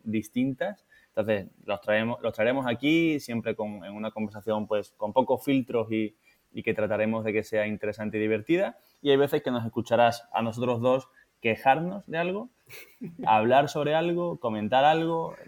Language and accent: Spanish; Seville, Andalusia, Spain; moved away as an adult; also born or lived in Madrid; nosotros los dos somos de Sevilla